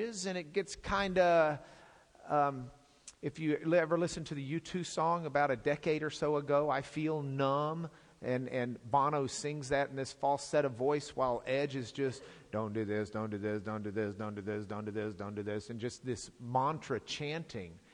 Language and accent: English; Lubbock, Texas, United States; I come from Lubbock